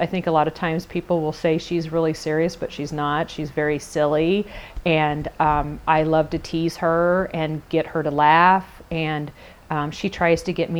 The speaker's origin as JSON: {"language": "English", "region": "Indiana", "country": "United States", "tie": "born or raised there", "said": "I worked for a small marketing company in my hometown, which is a very small community in Indiana."}